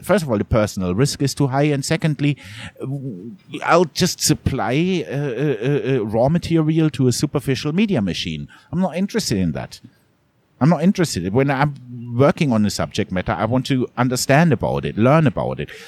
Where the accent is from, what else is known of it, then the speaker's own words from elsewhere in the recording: Munich, Bavaria, Germany; moved away as an adult; also born or lived in Southeast Asia; I grew up in Munich. It's a very different mentality.